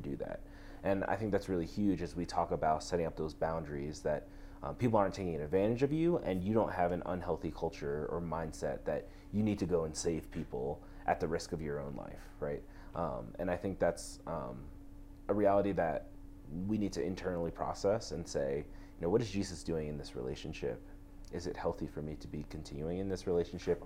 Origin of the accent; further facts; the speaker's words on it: New York, United States; moved away as an adult; also born or lived in Texas; growing up in New York, um, I think one of the biggest things was I went to public school my whole life